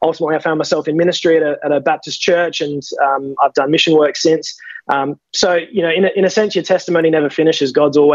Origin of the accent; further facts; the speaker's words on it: Adelaide Hills, South Australia, Australia; I'm just a mere humble country lad. I come from the Adelaide Hills. I was raised by very godly parents